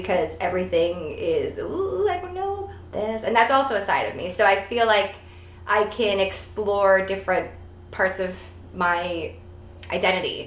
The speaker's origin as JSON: {"language": "English", "town": "Toronto", "region": "Ontario", "country": "Canada", "said": "I'm from Toronto"}